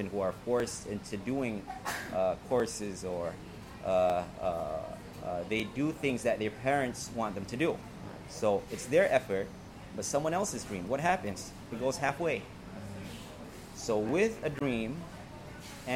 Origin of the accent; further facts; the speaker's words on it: New York City, New York, United States; moved away; I grew up in New York City in Roosevelt Island, New York